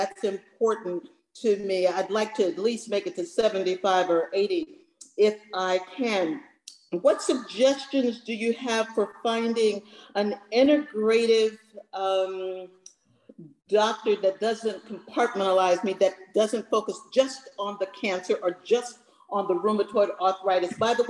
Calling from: San Francisco, California, United States; I am calling from San Francisco.

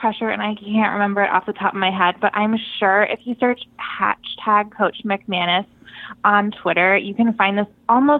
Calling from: Stamford, Connecticut, United States; Hi, this is … I'm calling from Stamford.

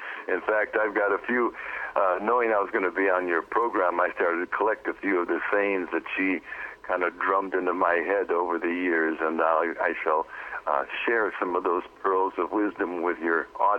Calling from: Pacific Northwest, United States; I'm here in the Pacific Northwest, about 15 miles south of Canada and 6 miles in from the water.

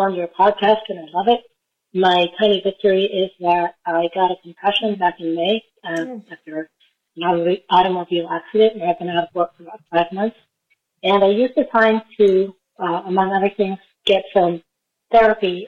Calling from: Fort Lauderdale, Florida, United States; I'm calling from Fort Lauderdale, Florida

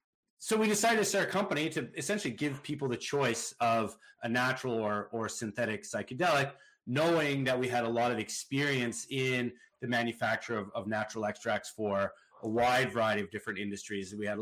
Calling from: West Vancouver, British Columbia, Canada; From my house in beautiful West Vancouver, British Columbia.

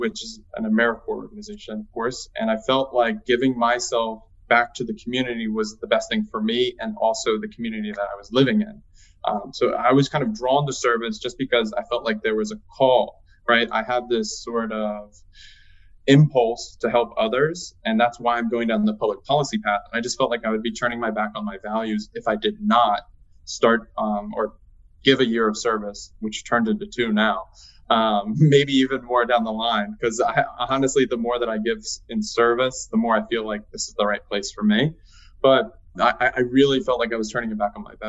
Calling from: Philadelphia, Pennsylvania, United States; right now I'm calling in from Philadelphia, PA

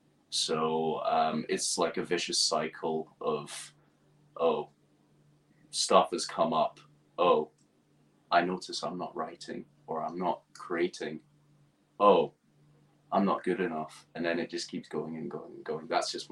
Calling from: East Acton, London, United Kingdom; So I'm joining you from West London in a little area called East Acton.

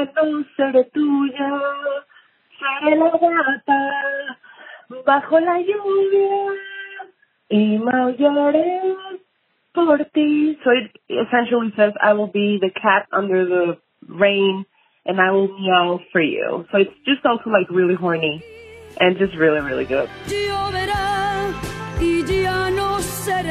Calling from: Austin, Texas, United States; I'm calling from Austin, Texas.

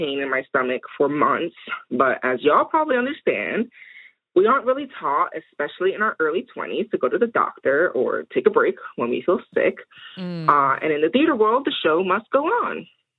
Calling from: New Jersey, United States; I'm calling from South Jersey, also known as Lenin and Ape Land.

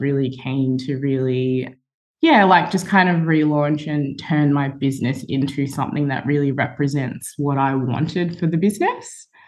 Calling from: Melbourne, Victoria, Australia; I'm joining from Melbourne.

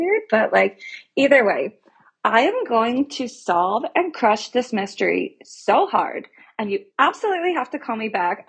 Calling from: Dayton, Ohio, United States

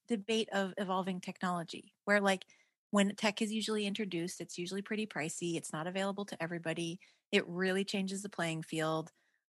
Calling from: Sweden; Tell you at the beginning of this call that I'm actually calling from Sweden?

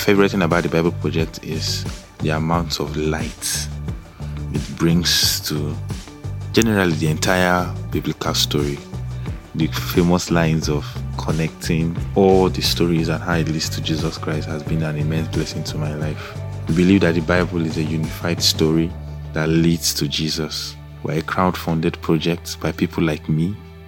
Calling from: Abuja, Federal Capital Territory, Nigeria; Hi, this is … I'm here from Abuja, Nigeria.

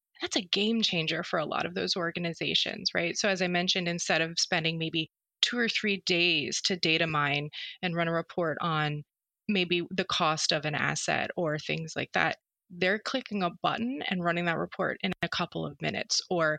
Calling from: Philadelphia, Pennsylvania, United States; I am joining you from Philadelphia, Pennsylvania, and it's quite nice here today.

